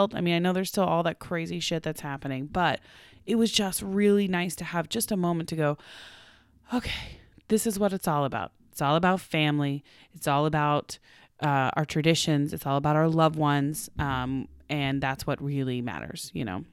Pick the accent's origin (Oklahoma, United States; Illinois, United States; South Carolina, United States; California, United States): Oklahoma, United States; now in Los Angeles, United States; where I'm from Oklahoma, we take the turkey neck and you make it into giblets and gravy